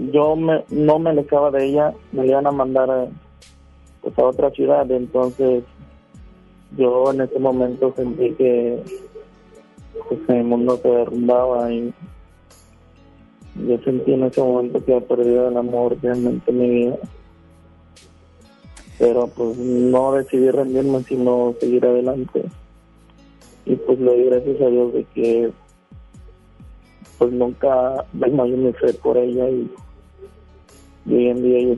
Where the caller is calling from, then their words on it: Guadalupe, Nuevo León, Mexico; No, estoy en Guadalupe, pero aquí en Guadalupe, Colonia en La Roca.